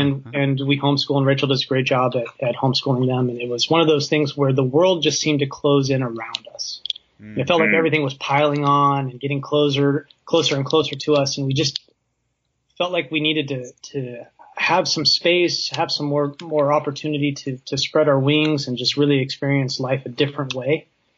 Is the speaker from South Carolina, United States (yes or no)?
no; Southern California, United States; moved away as an adult; now in Virginia, United States; So we were both born and raised in Southern California